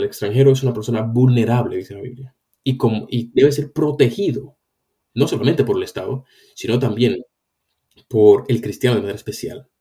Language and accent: Spanish; Dominican Republic; also born or lived in Spain; now in London, United Kingdom; si yo soy cristiano y, estoy en la República Dominicana, donde yo nací